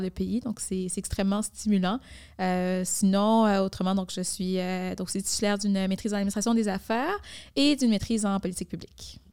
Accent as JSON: {"language": "French", "town": "Montreal", "region": "Quebec", "country": "Canada", "tie": "born or raised there", "said": "je suis née à Montréal-Nord, je suis grandie à Rivière-des-Prairies, donc je suis une fille de l'Est de Montréal."}